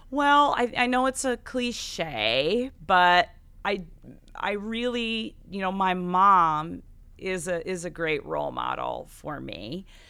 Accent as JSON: {"language": "English", "area": "Buchanan County", "region": "Iowa", "country": "United States", "tie": "born or raised there", "lives_now": "Coralville, United States", "said": "I grew up on a hog farm outside of, or in Buchanan County"}